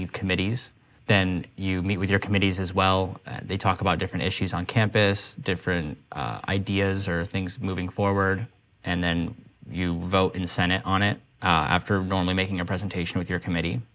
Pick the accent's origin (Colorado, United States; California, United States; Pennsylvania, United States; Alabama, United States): Colorado, United States; Durango; moved away as an adult; also born or lived in Denver, Colorado; now in Portland, United States; I'm from Durango, Colorado, which most people are like, where is that? And it's because it's a tiny town